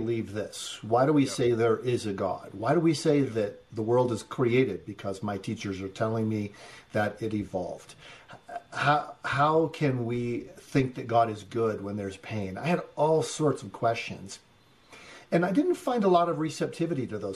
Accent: Great Bend, Kansas, United States; also born or lived in Detroit, Michigan; we moved back from Detroit, Michigan to Great Bend, Kansas

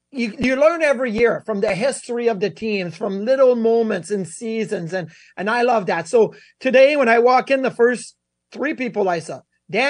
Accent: Quebec City, Quebec, Canada; I was born in Quebec City.

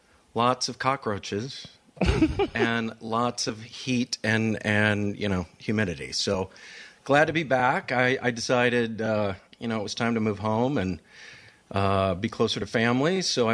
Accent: Grand Ledge, Michigan, United States; moved away as an adult; also born or lived in Atlanta, Georgia; now in Holland, United States; I'm from Grand Ledge, a small town just west of Lansing, born and raised there. Went to Central Michigan

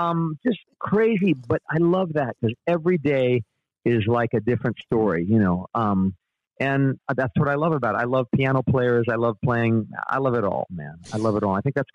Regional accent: Panama; From 8 to 18, I was raised in Panama.

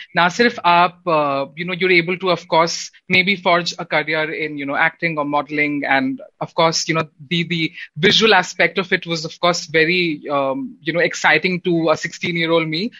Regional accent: Odisha, India; I come from India, I, am also I come from Odisha

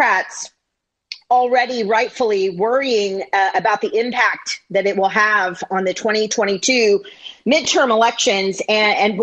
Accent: San Diego, California, United States; also born or lived in New York City; being a longtime San Diegan

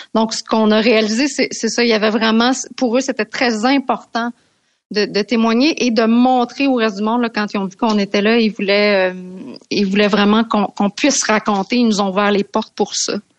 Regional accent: Canada; on est Canadien

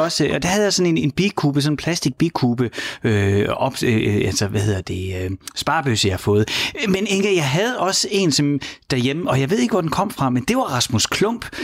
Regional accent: Horsens, Central Denmark Region, Denmark; jeg er fra Horsens

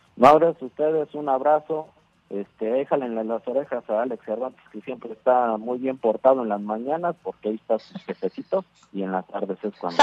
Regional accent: Mexico City, Mexico; moved away as an adult; now in Salt Lake City, United States; Yo soy de la Ciudad de México

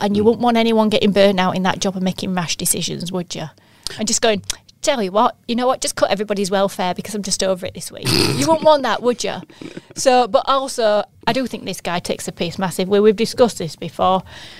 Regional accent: Yorkshire and the Humber, United Kingdom; as a Yorkshire lass

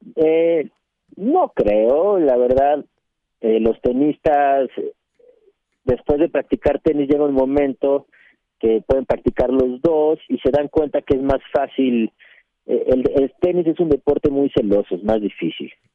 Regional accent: Mexico

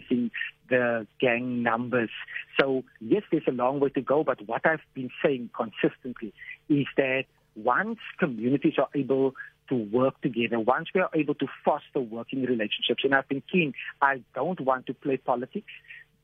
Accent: Cape Town, Western Cape, South Africa; growing up in Mitchell's Plain.

